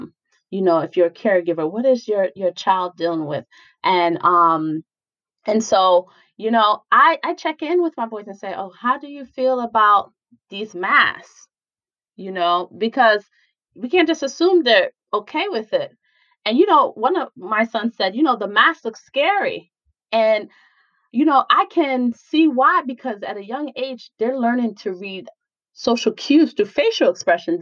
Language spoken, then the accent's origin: English; New York, United States; moved away; I'm originally from New York